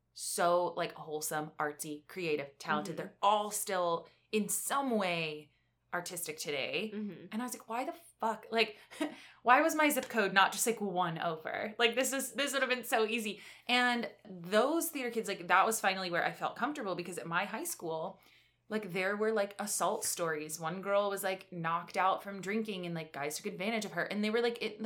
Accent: New Jersey, United States; my hometown

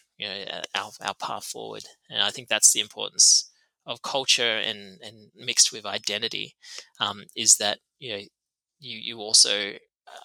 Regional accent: Tamworth, New South Wales, Australia; moved away; grew up in Tamworth, which is Gomeroi country.

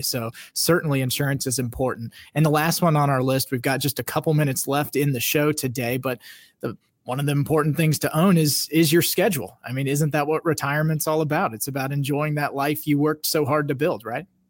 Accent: Kansas, United States; I'm from Kansas

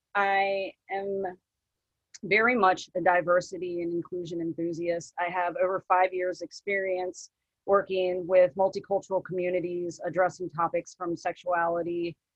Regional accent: Richmond, Virginia, United States; moved away as an adult; now in Portland, United States; I'm biracial. I'm half Thai and half white. I'm also a lesbian. I'm originally from Richmond, Virginia. I have lived in Portland, Oregon for about 11 years now.

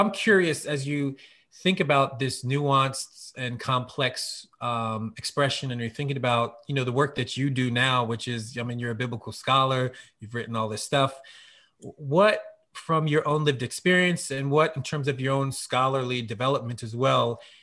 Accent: Norristown, Pennsylvania, United States; also born or lived in West Oak Lane, Philadelphia / East Germantown, Philadelphia; I'm from Norristown. So that's where I grew up.

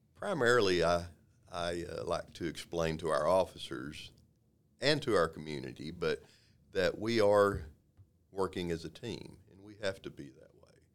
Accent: Waco, Texas, United States; I was born and raised here in Waco, born and raised in South Waco

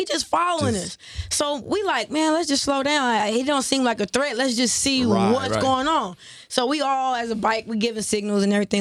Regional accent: Compton, California, United States; I was born in Compton

